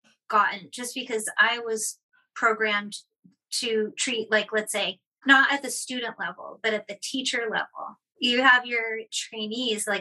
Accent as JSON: {"language": "English", "town": "Boston", "region": "Massachusetts", "country": "United States", "also_born_or_lived": "Seattle", "moved": "as an adult", "said": "I'm from Boston, and then I moved to Seattle"}